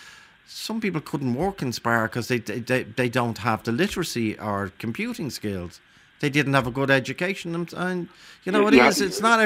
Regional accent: Dublin, Leinster, Ireland; I'm from Ballyfermot

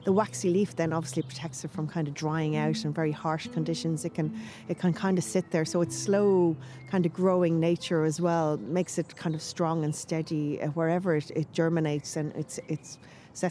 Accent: Kildare, Leinster, Ireland; I'm from Kildare

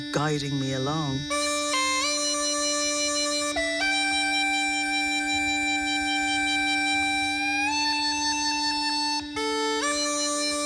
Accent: Dublin, Leinster, Ireland; moved away as an adult; also born or lived in London / New York; I'm from Walkinstown in Dublin.

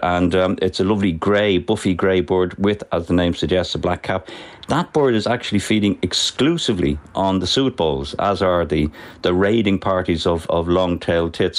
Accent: Dublin, Leinster, Ireland; I was born and bred in Finglas

